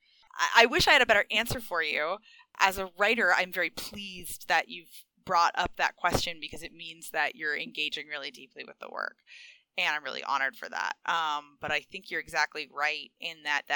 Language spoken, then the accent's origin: English; United States; I'm an American.